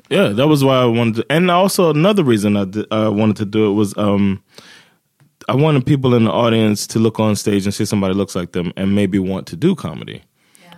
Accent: Florida, United States; moved away as an adult; also born or lived in New Jersey; now in Sweden; I'm from Florida

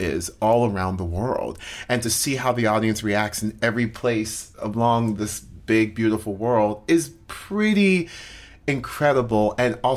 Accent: Orlando, Florida, United States; I grew up in Orlando, Florida

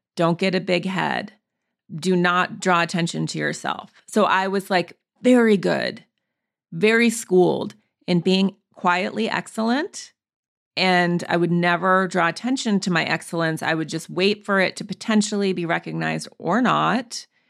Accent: Montana, United States; I grew up in Montana, in the woods.

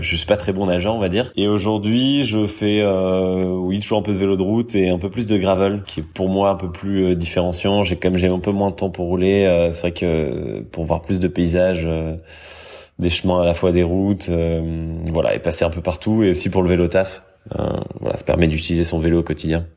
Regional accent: France; moved away as an adult; also born or lived in Paris; now in Brussels, Belgium; je suis français, j'ai 33 ans, j'habite du coup maintenant euh, en Belgique, à Bruxelles

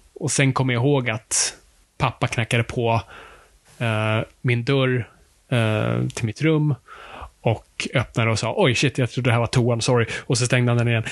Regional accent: Stockholm, Stockholm County, Sweden; det är där vi kommer ifrån

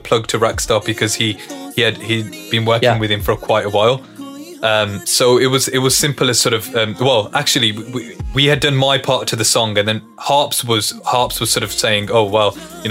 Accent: England, United Kingdom; growing up in England, having all these, you know, inspirations growing up from Punjabi, from Hindi, from mainstream English music

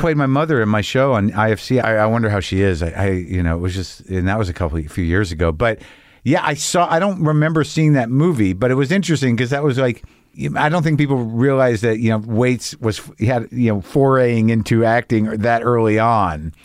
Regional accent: Albuquerque, New Mexico, United States; moved away as an adult; also born or lived in Boston / New Jersey (family); now in Los Angeles, United States; I grew up in New Mexico

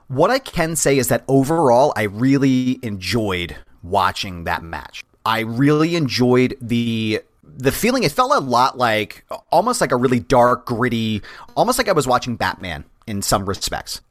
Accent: Philadelphia, Pennsylvania, United States; I grew up in Philly

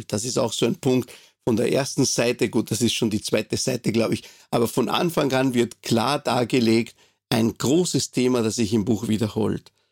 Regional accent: Montevideo, Uruguay; now in Austria; ich bin jetzt in Österreich, ich bin nicht hier geboren. Ich bin geboren in Montevideo, der Hauptstadt der Republik Uruguay und äh, habe dort meine Kindheit verbracht.

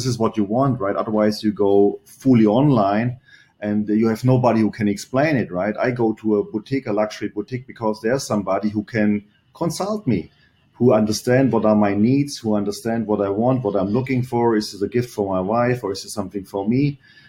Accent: Germany; English is a second language; moved away as an adult; This is always when I came from Germany. I arrived there, go over the Bay Bridge, and go to Pleasanton.

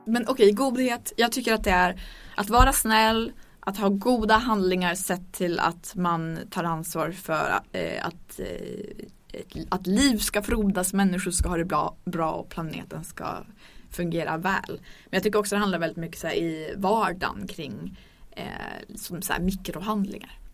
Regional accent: Örnsköldsvik, Västernorrland County, Sweden; Jag kommer från Örnsköldsvik

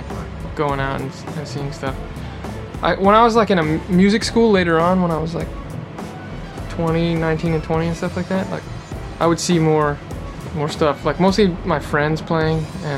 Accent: Los Angeles, California, United States; I'm from like the outer parts of LA. Okay. So yeah, I've been in LA my whole life.

